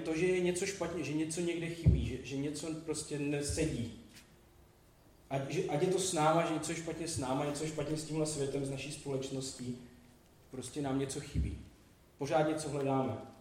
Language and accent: Czech; Vsetín, Zlín Region, Czechia; jsem ze Vsetína a v devadesátých letech na Vsetině nejdůležitější věc, která byla jediná, byl hokej